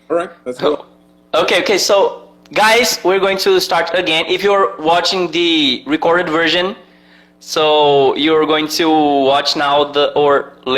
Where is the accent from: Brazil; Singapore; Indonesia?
Brazil; Recife, Pernambuco; I am from Recife